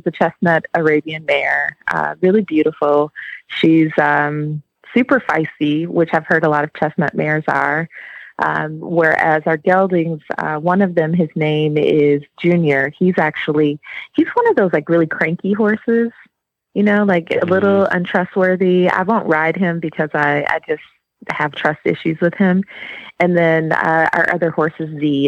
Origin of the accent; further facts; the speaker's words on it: Milwaukee, Wisconsin, United States; accent: Wisconsin; now in Atlanta, United States; I'm actually from Wisconsin. Milwaukee is where I was born and raised